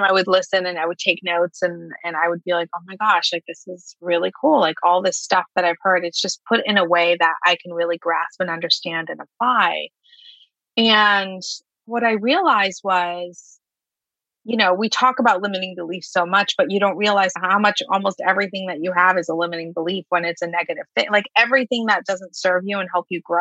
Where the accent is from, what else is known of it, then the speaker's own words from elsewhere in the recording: Lebanon; moved away; I grew up overseas in Lebanon. I grew up during a war, had a deaf father in the military